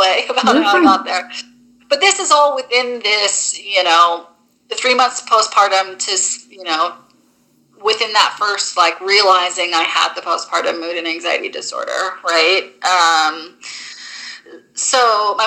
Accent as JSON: {"language": "English", "region": "Maine", "country": "United States", "moved": "yes", "said": "I'm from Maine originally"}